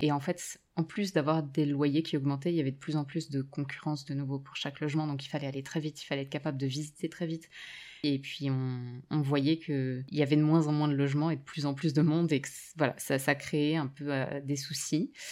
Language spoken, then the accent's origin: French; near Strasbourg, eastern France, Grand Est, France; moved away as an adult; also born or lived in Paris / Vancouver; now in Montreal, Canada; j'ai grandi dans l'est de la France, euh, pas très loin de Strasbourg, une petite ville euh, à une vingtaine de kilomètres